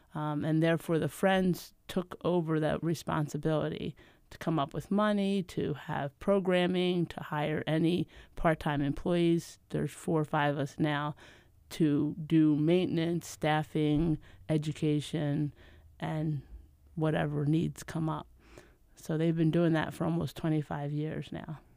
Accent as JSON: {"language": "English", "area": "outside of Philadelphia", "region": "Pennsylvania", "country": "United States", "tie": "born or raised there", "moved": "as an adult", "said": "I grew up outside of Philadelphia"}